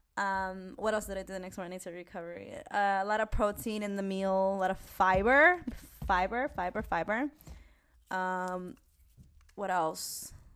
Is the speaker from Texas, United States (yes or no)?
no; New York City, New York, United States; also born or lived in Spain; I'm from New York. Like, I don't even know what to tell you. I am from New York